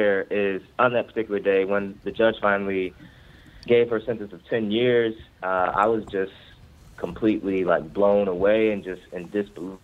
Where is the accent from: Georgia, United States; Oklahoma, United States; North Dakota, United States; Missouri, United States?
Missouri, United States; Ferguson; now in Baltimore, United States; I'm from the Ferguson, Missouri area of North St. Louis